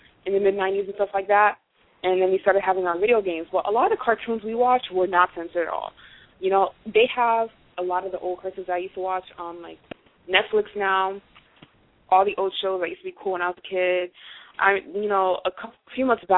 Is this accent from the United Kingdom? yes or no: no; Haiti; English is a second language; moved away; as a child in Haiti, I didn't speak English